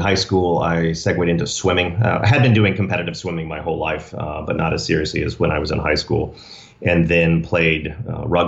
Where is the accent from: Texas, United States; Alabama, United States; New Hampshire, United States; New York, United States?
Texas, United States; Dallas; now in Rancho Santa Fe, United States; Born and raised in Dallas, Texas.